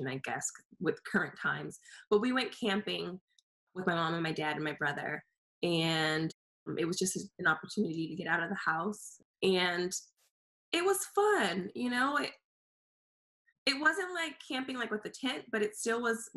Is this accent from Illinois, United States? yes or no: no; California, United States; I'm from California